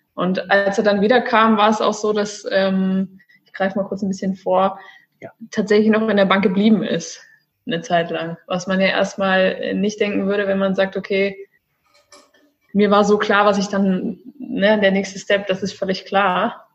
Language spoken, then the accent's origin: German; Celle, Lower Saxony, Germany; moved away as an adult; also born or lived in Stuttgart; now in Cyprus; Ich komme ursprünglich aus dem wunderschönen Norden von Deutschland, aus Celle, eine kleine Stadt in der Nähe von Hannover